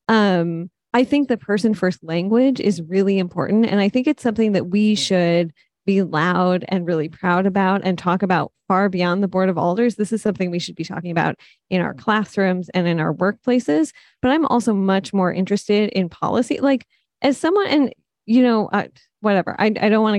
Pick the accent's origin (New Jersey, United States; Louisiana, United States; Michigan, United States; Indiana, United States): Michigan, United States; Detroit; first language English; moved away as an adult; now in New Haven, United States; I grew up in Detroit, I've lived here for about 10 years at this point